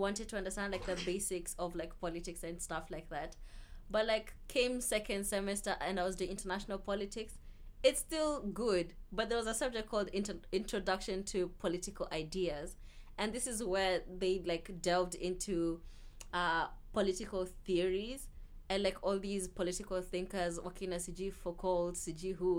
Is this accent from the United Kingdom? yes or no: no; Kenya; moved away as an adult; now in Melbourne, Australia; Being Kenyan